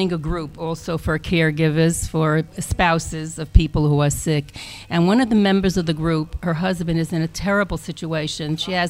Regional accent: Brooklyn, New York, United States; now in Israel; Brooklyn, New York.

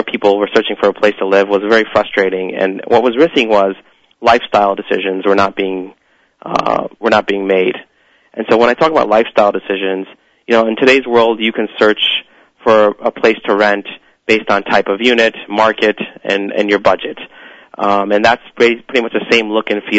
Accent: Cleveland, Ohio, United States; also born or lived in New York City; I was born and raised in Cleveland, Ohio.

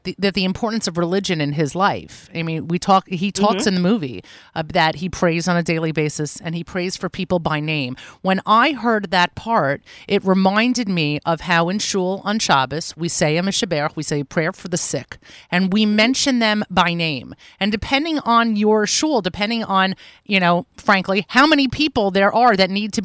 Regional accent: New York, United States; as a New Yorker

